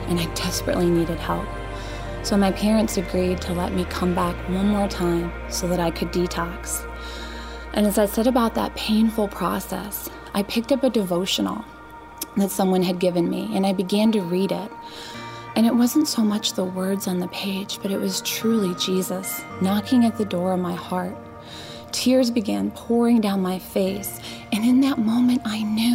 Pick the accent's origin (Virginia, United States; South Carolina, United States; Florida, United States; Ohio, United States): Ohio, United States; Euclid; my story begins in Euclid, Ohio